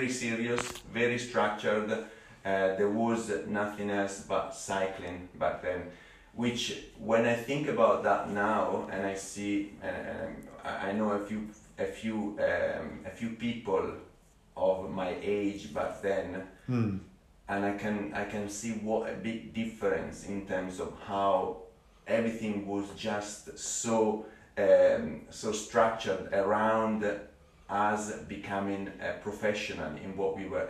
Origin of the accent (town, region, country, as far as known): Italy; English is a second language; moved away as an adult; now in Cambridge, United Kingdom